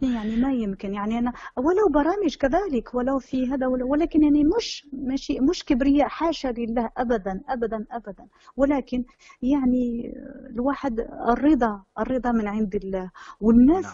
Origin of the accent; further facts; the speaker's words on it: Morocco; born or raised there